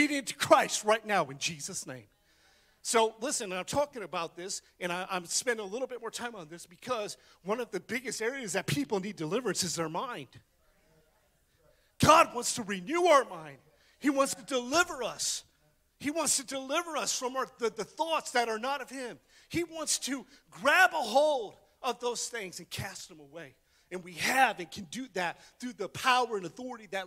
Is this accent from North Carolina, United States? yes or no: no; West Virginia, United States; I'm from West Virginia